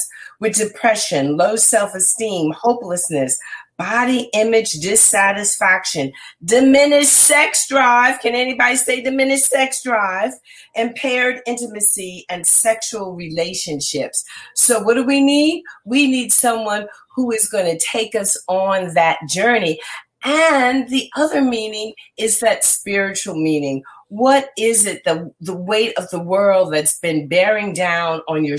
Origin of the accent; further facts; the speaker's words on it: Red Bank, New Jersey, United States; my hometown of Red Bank